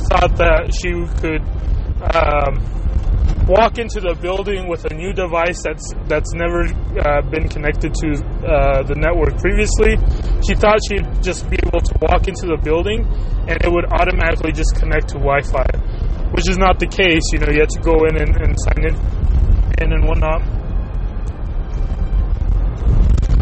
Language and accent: English; Chihuahua, Mexico; now in United States; my home state of Chihuahua